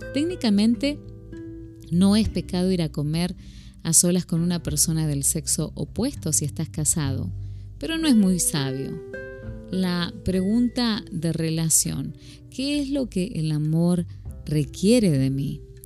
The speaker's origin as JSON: {"language": "Spanish", "country": "Argentina", "moved": "as an adult", "lives_now": "Phoenix, United States", "said": "una argentina viviendo en Estados Unidos desde ya hace"}